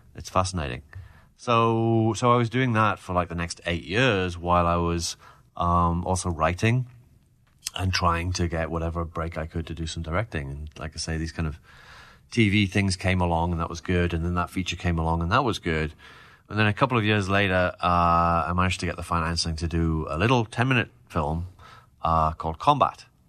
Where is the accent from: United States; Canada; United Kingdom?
United Kingdom; Newcastle upon Tyne, North East England; my hometown of Newcastle